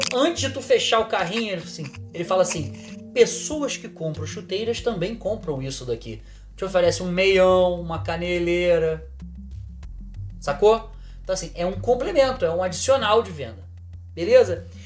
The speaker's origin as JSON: {"language": "Portuguese", "region": "Rio de Janeiro", "country": "Brazil", "said": "Eu sou do Rio de Janeiro"}